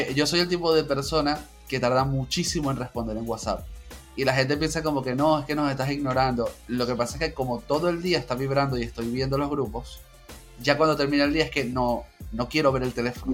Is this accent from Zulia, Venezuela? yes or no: no; Caracas, Capital District, Venezuela; yo soy de, la capital, entonces yo soy de Caracas, tengo 32 años